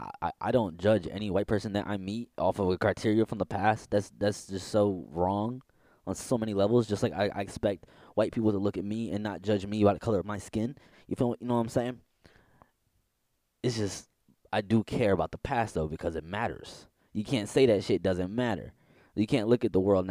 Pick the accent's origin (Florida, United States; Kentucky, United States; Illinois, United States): Illinois, United States; Southern; I grew up in Southern Illinois